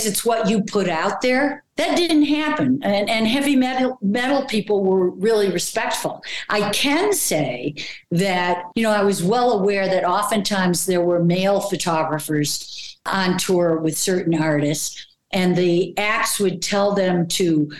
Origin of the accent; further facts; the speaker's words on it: Detroit, Michigan, United States; I was from Detroit and that was, music was important to us because it was, you know, Motown